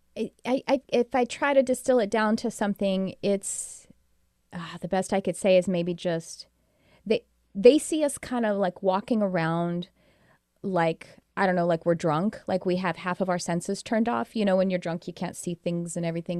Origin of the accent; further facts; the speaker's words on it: United States; I'm American